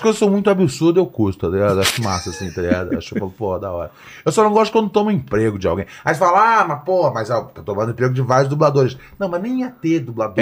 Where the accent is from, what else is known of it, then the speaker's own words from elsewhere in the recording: Brazil; eu sou do Brasil